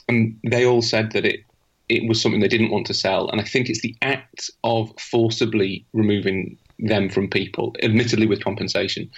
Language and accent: English; United Kingdom; being British